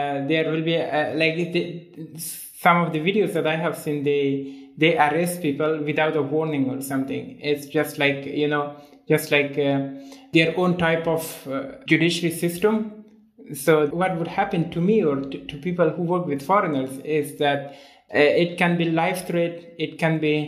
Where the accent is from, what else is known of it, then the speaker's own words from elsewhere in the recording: Ghazni, Afghanistan; moved away; my hometown was fallen in hands of Taliban